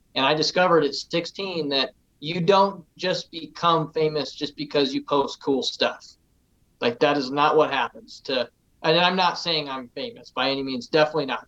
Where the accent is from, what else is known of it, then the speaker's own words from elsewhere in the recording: Casper, Wyoming, United States; I was born and raised here in Casper, Wyoming. Um, never moved away